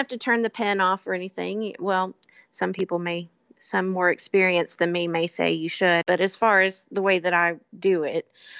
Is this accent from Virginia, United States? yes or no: no; Kentucky, United States; I love growing up in Kentucky. I grew up on bluegrass. Everyone in my family played an instrument growing up.